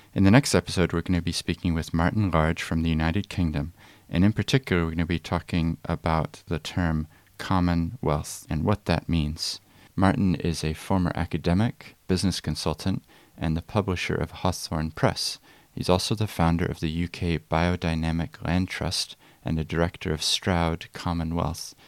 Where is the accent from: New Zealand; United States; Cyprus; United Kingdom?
New Zealand; Christchurch, Canterbury; I grew up in Christchurch and this became my home